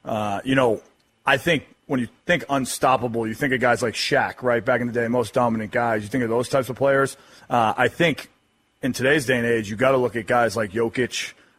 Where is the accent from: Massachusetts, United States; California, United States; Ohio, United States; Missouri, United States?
Massachusetts, United States; Boston; My welcome to the NBA moment was actually being a kid growing up in Boston.